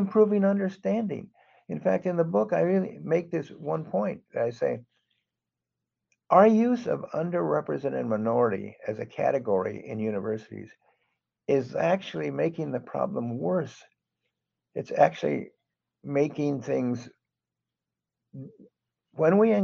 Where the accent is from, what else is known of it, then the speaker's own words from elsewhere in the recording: Los Angeles, California, United States; now in Houston, United States; I grew up in Los Angeles